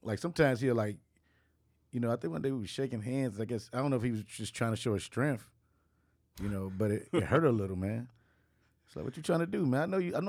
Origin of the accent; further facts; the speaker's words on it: Chicago, Illinois, United States; now in Los Angeles, United States; I mean, I'm from Chicago, so, you know, I know about cold